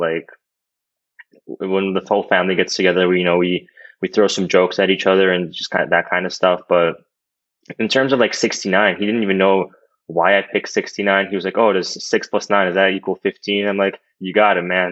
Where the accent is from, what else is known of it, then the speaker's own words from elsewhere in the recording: United States; I literally went to school in America. I grew up here my whole life